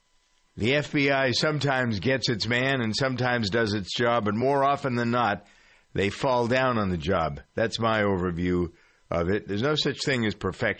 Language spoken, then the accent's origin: English; Framingham, Massachusetts, United States; my hometown of Framingham